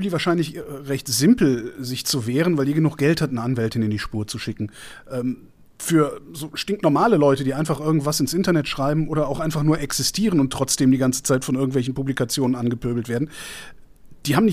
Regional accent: Cologne, North Rhine-Westphalia, Germany; Ich bin Kölner

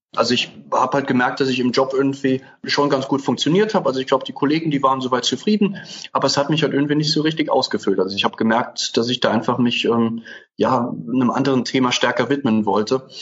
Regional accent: Germany; also born or lived in Nicaragua; Ich bin irgendwie so in der Eifel aufgewachsen

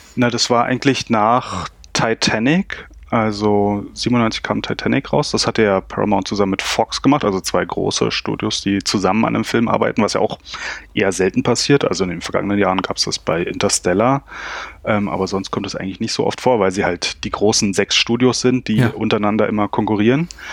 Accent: Berlin, Germany; ich komme aus dem Berliner Südosten

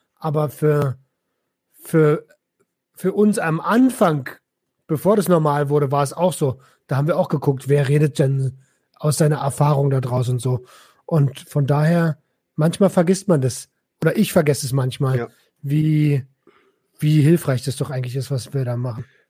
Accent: Berlin, Germany; ich habe früher als Jugendlicher in Berlin

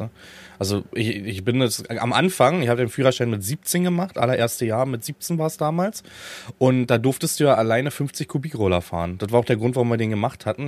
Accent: Dyrotz-Luch, Brandenburg, Germany; weil meine Eltern, also ihr könnt das Nest googeln, weil das Haus eh im Verkauf gerade ist. Dürotz Luch heißt das.

